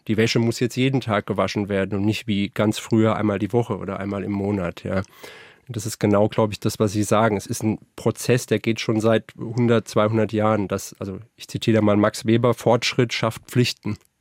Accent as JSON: {"language": "German", "town": "Frankfurt", "region": "Hesse", "country": "Germany", "said": "ich komme aus Frankfurt"}